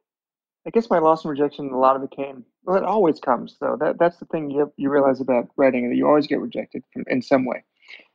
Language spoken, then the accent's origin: English; Long Island, New York, United States; now in New York City, United States; I grew up in Long Island, and I didn't, only 25 miles outside of New York City